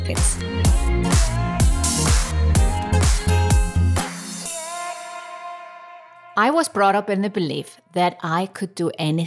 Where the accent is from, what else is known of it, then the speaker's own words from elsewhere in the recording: Reykjavik, Capital Region, Iceland; my home country, Reykjavik, Iceland